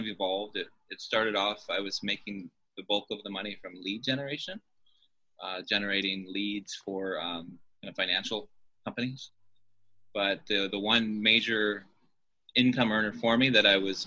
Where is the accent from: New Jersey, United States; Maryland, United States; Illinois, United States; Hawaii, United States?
Hawaii, United States; Honolulu; Here in beautiful Honolulu, you can see kind of the background here. I grew up here in Hawaii